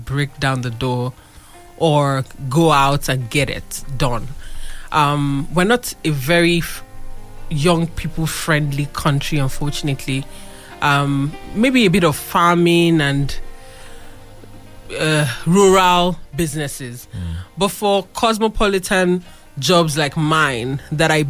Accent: Abeokuta, Ogun State, Nigeria; we are from Abeokuta

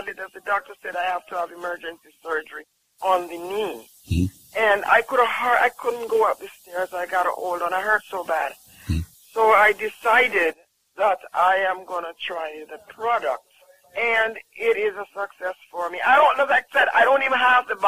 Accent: Jamaica

